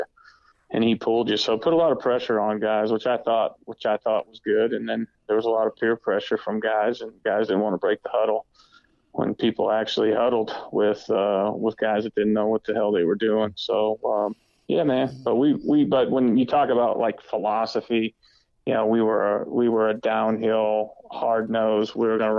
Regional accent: Erie, Pennsylvania, United States; moved away as an adult; I'm from Erie, Pennsylvania

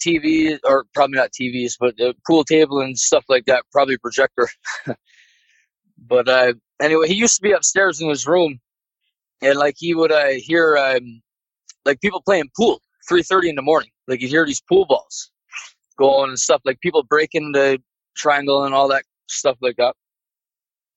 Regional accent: Newfoundland and Labrador, Canada; my hometown in Newfoundland, pretty much the whole town is built above Indian burial ground

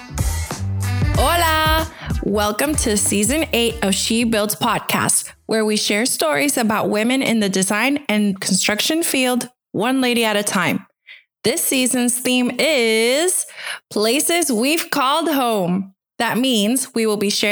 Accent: Bayamón, Puerto Rico; moved away as an adult; I was born and raised in Bayamón, which is a town in the north of the island close to the capital

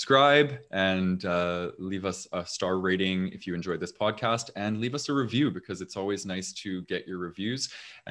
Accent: Canada; accent: Canadian; I have a very Canadian accent, apparently.

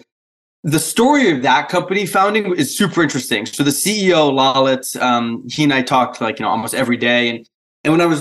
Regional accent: New Hampshire, United States; accent: a little Canadian, but also Polish; I grew up in a very small town in kind of the middle part of New Hampshire

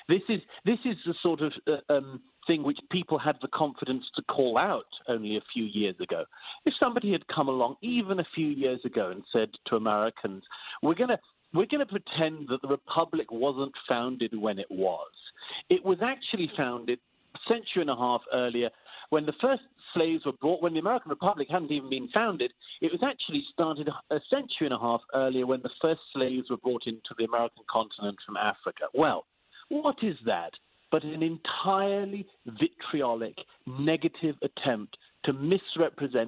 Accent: United Kingdom; I'm British by origin

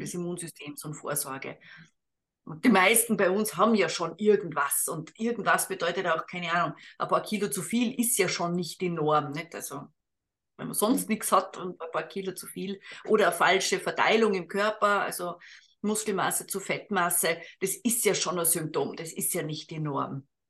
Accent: Austria; als Österreicherin

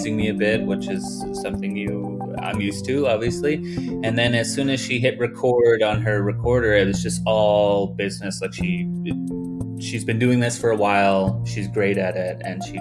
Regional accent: Swan River First Nation, northern Alberta, Canada; I'm Cree, and I'm from Swan River First Nation, which is in Treaty 8 territory in northern Alberta, Canada.

